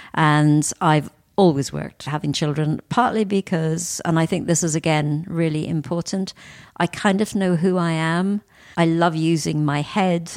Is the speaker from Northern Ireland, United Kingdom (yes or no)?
yes; Northern Ireland, United Kingdom; I was born in Northern Ireland. I grew up in an area of kind of great deprivation